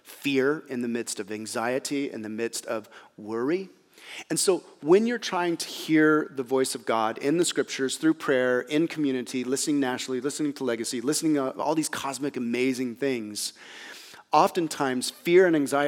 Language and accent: English; United States; as American Christians, and again, I'm one of them